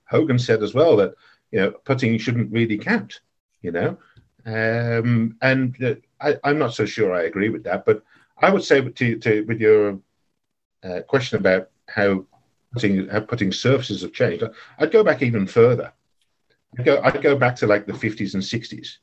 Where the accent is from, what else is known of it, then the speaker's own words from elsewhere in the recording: Birmingham, West Midlands, United Kingdom; moved away as an adult; now in Netherlands; I came come from Birmingham in England. I grew up five minutes from the Belfry